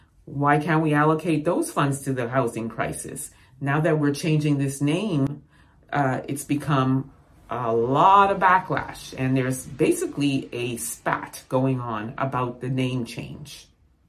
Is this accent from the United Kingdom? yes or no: no; Ghana; I'm a Ghanaian, proud of that name.